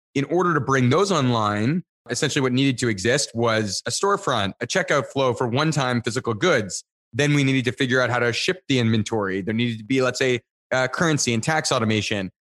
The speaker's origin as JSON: {"language": "English", "town": "Niagara Falls", "region": "Ontario", "country": "Canada", "tie": "born or raised there", "said": "I grew up in Niagara Falls, Canada"}